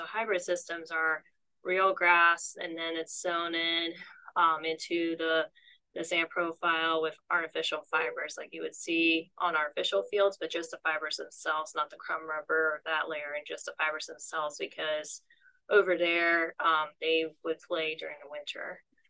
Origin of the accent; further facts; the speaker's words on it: Ohio, United States; moved away as an adult; now in Nebraska, United States; I grew up in Ohio, and about around the time in 2001, we started to live on the strawberry farm.